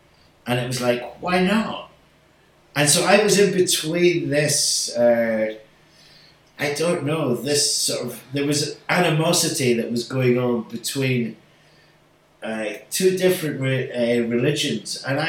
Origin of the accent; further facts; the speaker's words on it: Glasgow, Scotland, United Kingdom; accent: Scottish; moved away; also born or lived in Manchester; I had this Scottish accent. They were like, wait a minute, you're not from America. No, I'm from Glasgow.